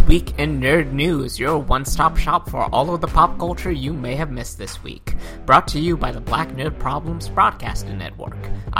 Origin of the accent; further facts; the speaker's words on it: United States; as a Filipino American